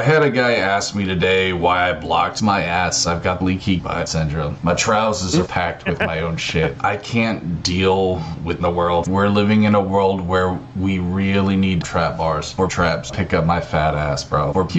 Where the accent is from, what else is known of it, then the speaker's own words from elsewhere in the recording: Texas, United States; I'm from Texas. Yeah. I've got ham in my fucking blood, bro.